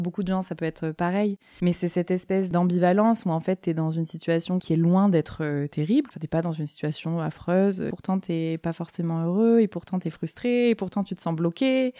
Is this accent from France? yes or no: yes; Marseille, Provence-Alpes-Côte d'Azur, France; J'ai grandi à Marseille